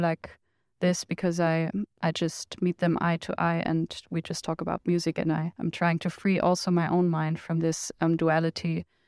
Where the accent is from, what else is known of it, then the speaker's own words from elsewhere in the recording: Germany; from Germany